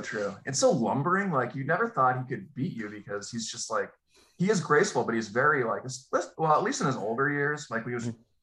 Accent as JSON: {"language": "English", "region": "Massachusetts", "country": "United States", "tie": "born or raised there", "said": "I grew up in Massachusetts, and I I'm a, I was raised a Celtics fan"}